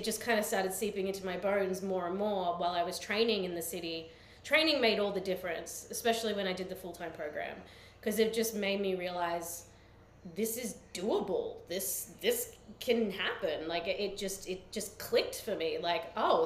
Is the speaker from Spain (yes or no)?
no; Australia; accent: Australian; moved away as an adult; now in United States; I come from Australia